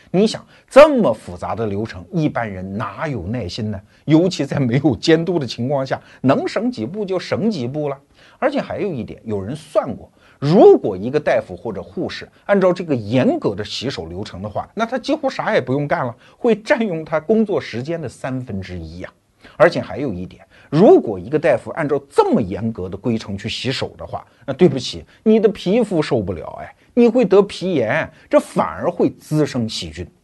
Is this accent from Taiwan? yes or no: no; China